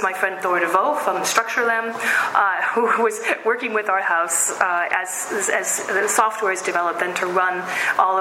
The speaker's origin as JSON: {"language": "English", "town": "Seattle", "region": "Washington", "country": "United States", "tie": "born or raised there", "said": "I am from Seattle, and I'm also a third-generationer Pacific Northwesterner, and it's relevant for a lot of reasons, but mostly because I grew up in the woods or very near the woods"}